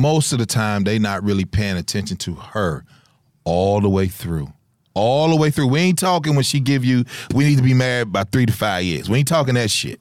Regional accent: Chicago, Illinois, United States; moved away; we come from Chicago

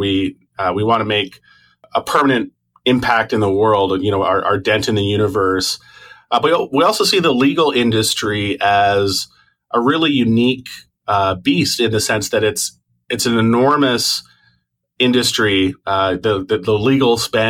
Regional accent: Toronto, Ontario, Canada; now in Vancouver, Canada; I was born in Toronto

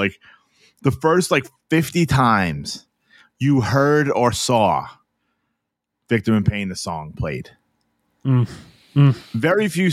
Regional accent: New York City, New York, United States; I was born in Brooklyn

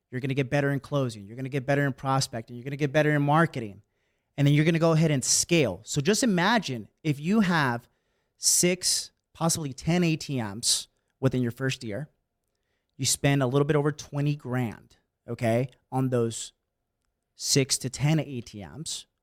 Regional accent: Bay Area, California, United States; moved away as an adult; also born or lived in San Francisco; now in San Diego, United States; I was born and raised in the Bay Area, and I was there my entire life

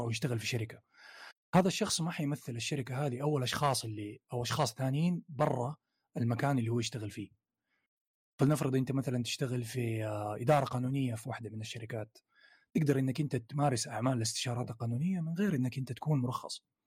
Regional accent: Saudi Arabia; عندنا في السعودية

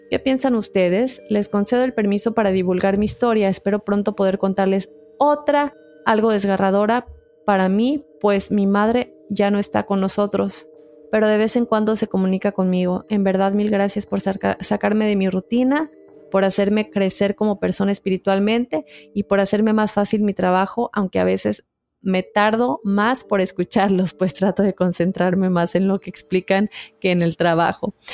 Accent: Julián Blanco, Guerrero, Mexico; soy del estado de Guerrero, para ser exacta, del poblado de Julián Blanco, mejor conocido como Dos Caminos.

